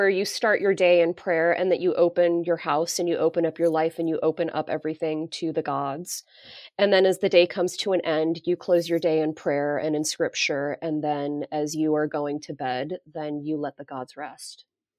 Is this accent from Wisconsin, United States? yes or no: no; Denver, Colorado, United States; I grew up in Denver, right. Colorado, where there was no like South Asian population really.